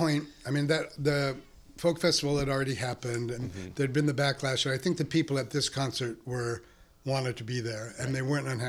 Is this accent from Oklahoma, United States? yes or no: no; Pomona, California, United States; also born or lived in Los Angeles / Claremont; now in San Francisco, United States; Los Angeles, but when I was one, we moved to Pomona, which is a suburb. Mm-hmm. I lived there for 12 years, and then I lived in Claremont. My formative years, junior high and high school, were in Claremont.